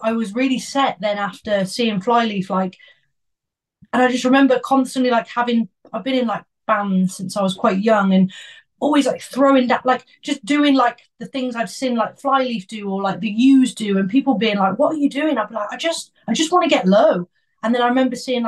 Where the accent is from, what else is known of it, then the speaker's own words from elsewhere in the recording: Worcester, West Midlands, United Kingdom; I'm from Worcester, like a little place called Worcester